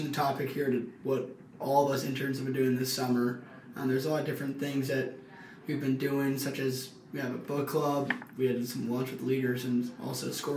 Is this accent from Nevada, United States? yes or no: no; Bay Area, California, United States; I'm from the Bay Area in California